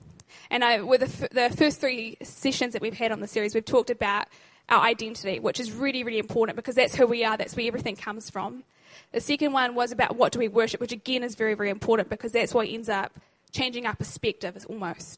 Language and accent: English; New Zealand; now in Christchurch, New Zealand; I'm actually not from Christchurch. I'm actually from up north.